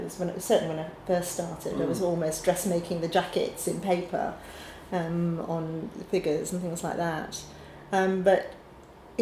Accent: Sheffield, Yorkshire and the Humber, United Kingdom; moved away as an adult; also born or lived in Glasgow / Lewisham, London; now in London, United Kingdom; Sheffield born and bred, but with Scottish parents, and then off to Glasgow School of Art for my training

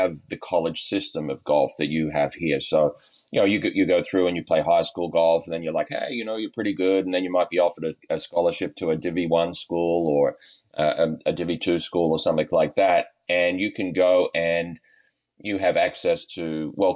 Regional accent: Australia; moved away; as an Australian kid growing up playing baseball

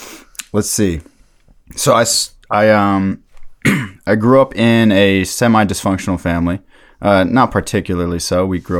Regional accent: Takoma Park, Maryland, United States; I'm from Tacoma Park, Maryland.

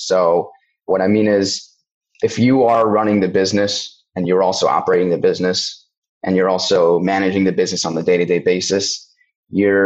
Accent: Cincinnati, Ohio, United States; moved away; also born or lived in Connecticut / Israel / Australia / London; I'm born and bred in Cincinnati, Ohio, grew up here, did move around cities and countries for a few years from Connecticut to Israel, to Australia, London, New York.

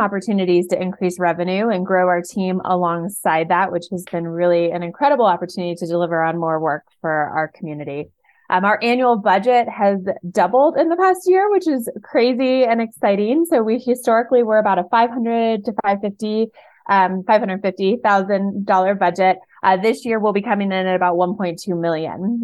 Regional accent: Oregon, United States; I grew up in Oregon

